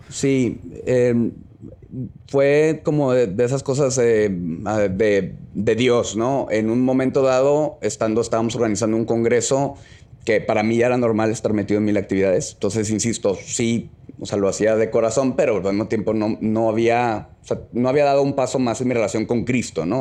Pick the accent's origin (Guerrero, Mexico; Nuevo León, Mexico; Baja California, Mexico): Nuevo León, Mexico; Monterrey; soy de aquí de Monterrey